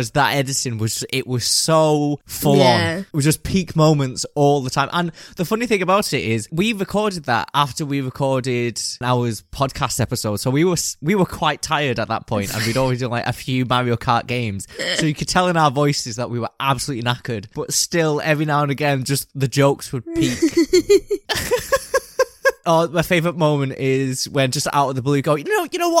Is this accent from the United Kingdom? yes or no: yes; United Kingdom; We're British